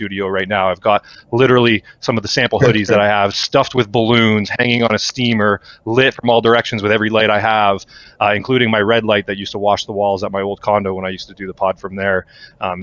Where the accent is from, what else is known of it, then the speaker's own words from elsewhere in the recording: Canada; we are Canadian